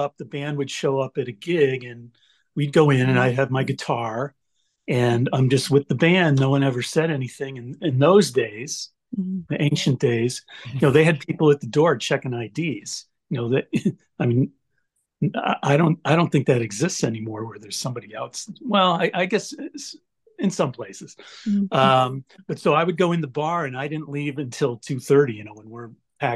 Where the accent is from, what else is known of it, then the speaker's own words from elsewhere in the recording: Detroit, Michigan, United States; moved away as an adult; also born or lived in San Francisco; I'm from Detroit